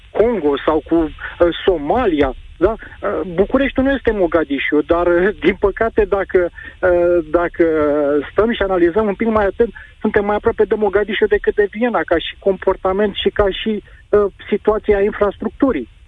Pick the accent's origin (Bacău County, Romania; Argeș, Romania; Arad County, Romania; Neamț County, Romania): Argeș, Romania; Pitești; și eu sunt din Pitești și respect zona montană